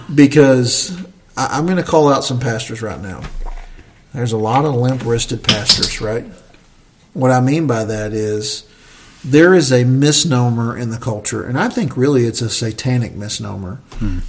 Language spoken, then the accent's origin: English; Southern Appalachia, United States; I love being a Southerner. I love being from the South. We're from Southern Appalachia